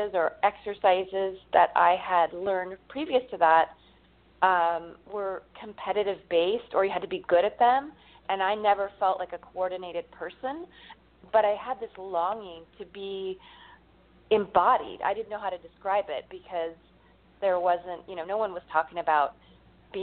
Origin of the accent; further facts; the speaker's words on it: Northern California, United States; I grew up in Northern California